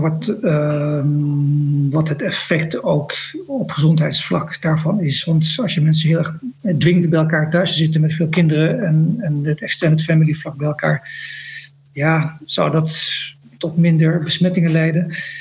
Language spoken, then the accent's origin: Dutch; Netherlands; moved away as an adult; also born or lived in Indonesia; now in Jakarta, Indonesia; als Nederlander